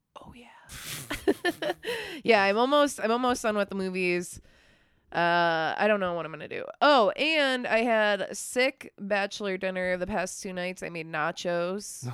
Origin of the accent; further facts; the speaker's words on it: Midwest, United States; now in Texas, United States; I'm from the Midwest. I live in Texas now